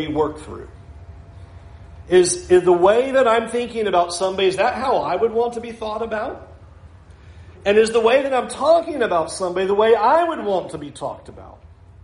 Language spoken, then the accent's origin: English; California, United States; now in West Palm Beach, United States; I came from California.